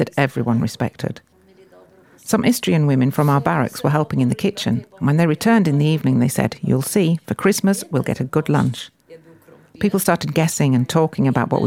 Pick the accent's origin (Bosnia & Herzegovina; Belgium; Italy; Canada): Italy; Gorizia, Friuli-Venezia Giulia; we were considered to be Italians since we came from Gorizia